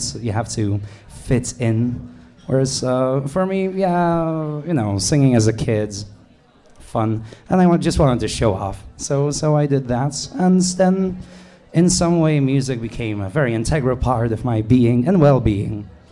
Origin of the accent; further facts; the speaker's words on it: Krakow, Lesser Poland, Poland; English is a second language; I'm from Poland, Krakow. More or less. It's a little more complicated